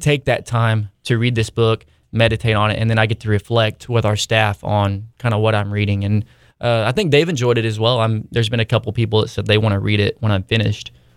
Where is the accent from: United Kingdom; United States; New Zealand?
United States; Hartshorne, Oklahoma; I grew up in a town called Hartshorn, Oklahoma